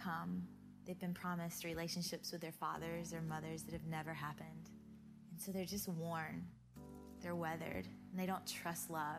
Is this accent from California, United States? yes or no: no; Georgia, United States; I grew up in Georgia, mostly at my grandmother's house because my mom and dad were divorced.